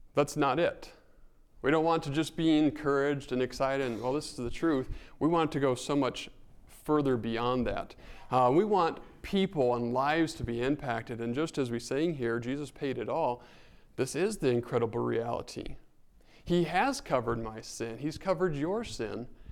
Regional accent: northern New Mexico, United States; moved away; Growing up in New Mexico

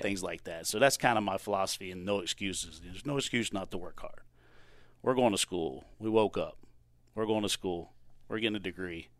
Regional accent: Chesapeake, Virginia, United States; moved away as an adult; now in Mount Olive, United States; I grew up in Chesapeake, Virginia Beach, Hampton Roads

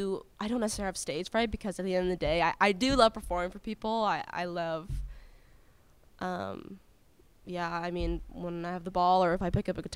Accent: Canada; moved away; I'm Canadian

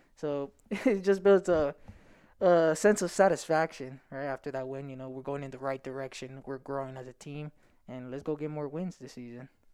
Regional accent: Stockton, California, United States; I come from Stockton and we don't really have a lot

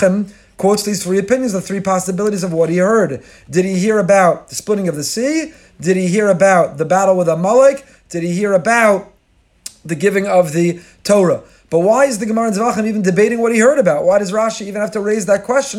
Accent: Teaneck, New Jersey, United States; from my childhood growing up in Tinek

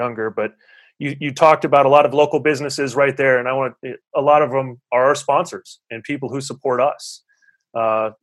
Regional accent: Huron, South Dakota, United States; growing up, I'm from Huron, South Dakota

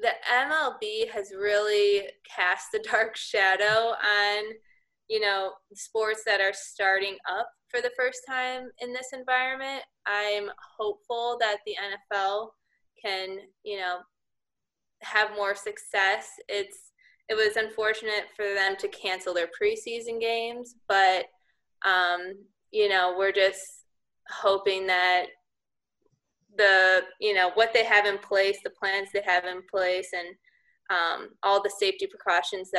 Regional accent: Chicago Northwest suburbs, Illinois, United States; moved away as an adult; also born or lived in Connecticut; growing up, always the Cubs. I'm from the Northwest suburbs

